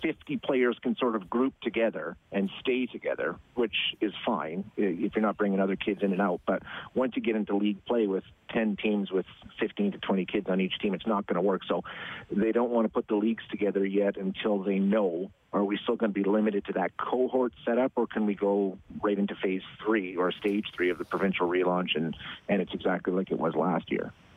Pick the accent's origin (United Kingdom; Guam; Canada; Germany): Canada; Edmonton, Alberta; I born and raised in Edmonton